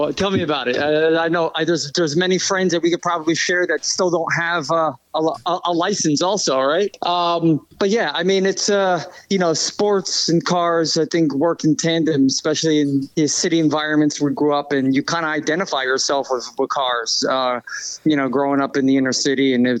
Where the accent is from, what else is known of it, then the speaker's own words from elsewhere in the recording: New Jersey, United States; we're from Jersey.